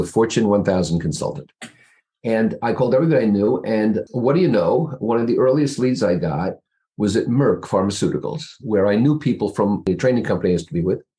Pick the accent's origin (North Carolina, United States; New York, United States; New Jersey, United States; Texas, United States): New Jersey, United States; moved away as an adult; now in East Greenwich, United States; I'm from just across the river in New Jersey, right opposite the Empire State Building.